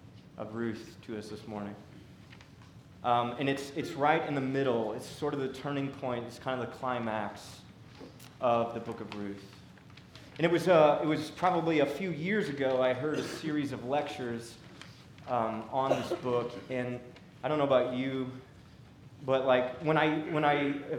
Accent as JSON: {"language": "English", "town": "Seattle", "region": "Washington", "country": "United States", "tie": "born or raised there", "also_born_or_lived": "St. Louis / Brooklyn, New York", "moved": "yes", "lives_now": "Decatur, United States", "said": "I was born and raised in Seattle"}